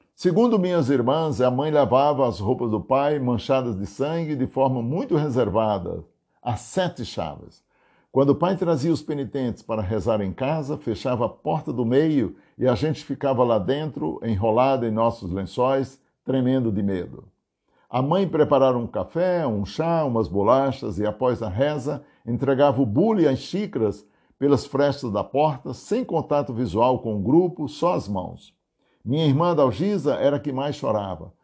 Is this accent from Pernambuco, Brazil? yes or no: no; Aurora, Ceará, Brazil; now in Santo André, Brazil; minhas lembranças de infância da festa de São João lá em casa, no sítio Tipi, município de Aurora, Ceará, onde nasci